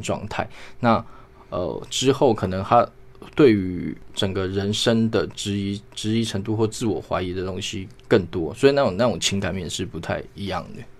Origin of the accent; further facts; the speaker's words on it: Hualien, Hualien County, Taiwan; also born or lived in Hsinchu; 我出生在新竹，但后来是在花莲成长